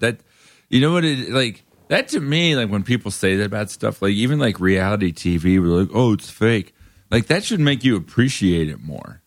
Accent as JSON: {"language": "English", "town": "Davie", "region": "Florida", "country": "United States", "moved": "yes", "lives_now": "Brooklyn, United States", "said": "I'm from Florida."}